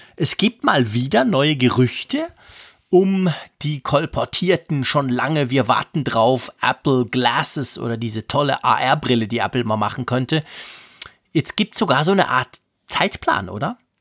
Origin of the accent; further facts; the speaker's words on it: Switzerland; als Schweizer